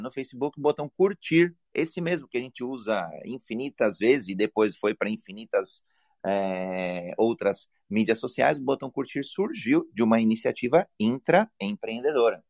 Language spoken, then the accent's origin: Portuguese; Brazil; homem cis, brasileiro